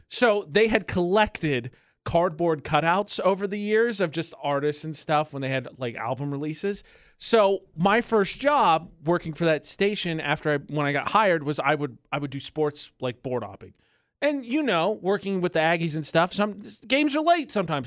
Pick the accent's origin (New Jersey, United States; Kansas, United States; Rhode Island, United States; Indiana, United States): Indiana, United States; Lafayette; born or raised there; moved away